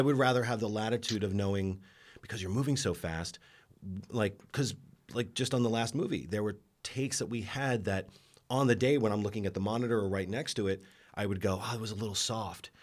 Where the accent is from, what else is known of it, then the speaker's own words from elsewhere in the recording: New York, United States; now in Los Angeles, United States; I come from New York